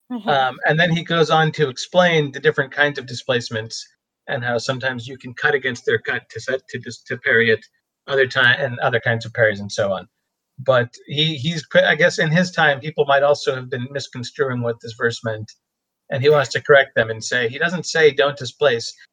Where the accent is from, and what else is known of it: United States